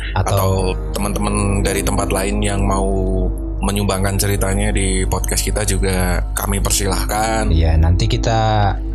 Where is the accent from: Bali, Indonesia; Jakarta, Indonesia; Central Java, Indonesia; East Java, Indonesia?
Central Java, Indonesia; a village on the Dieng Plateau, Banjarnegara Regency; kita berasal dari salah satu daerah di dataran tinggi Dieng. Bukan salah satu daerah ya, salah satu desa ya lebih tepatnya.